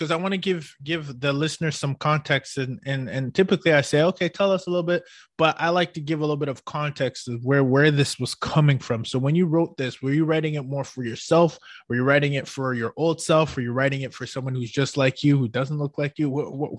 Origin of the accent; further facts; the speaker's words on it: Ottawa, Ontario, Canada; moved away; I'm from Ottawa.